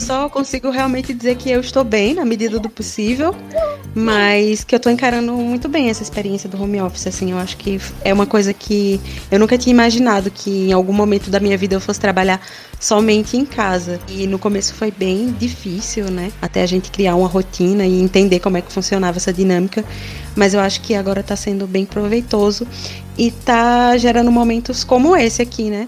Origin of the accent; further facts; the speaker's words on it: Pernambuco, Brazil; moved away as an adult; now in São Paulo, Brazil; Eu saí do Nordeste, de Pernambuco, do interior. Ah, vim morar em São Paulo